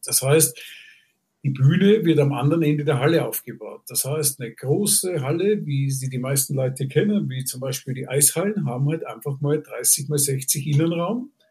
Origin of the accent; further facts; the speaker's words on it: Vienna, Austria; moved away as an adult; also born or lived in Hanover, Germany / Munich, Germany; ich komme ja aus Wien